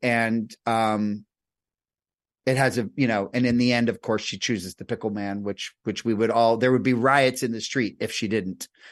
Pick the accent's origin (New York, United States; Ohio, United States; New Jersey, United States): New Jersey, United States; I grew up in New Jersey